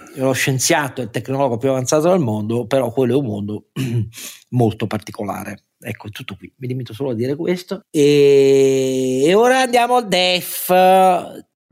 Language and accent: Italian; Italy; Io amo il mio paese